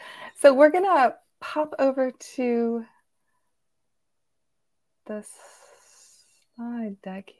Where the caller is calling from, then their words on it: Virginia, United States; And I'm Virginia, so I'm coming in from outside of Washington, D.C.